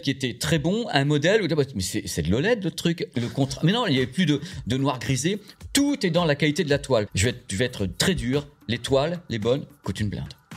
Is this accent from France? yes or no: yes; Normandy, France; je suis normand